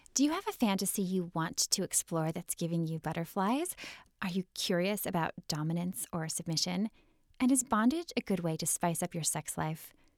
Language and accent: English; Midwest, United States; I'm from the Midwest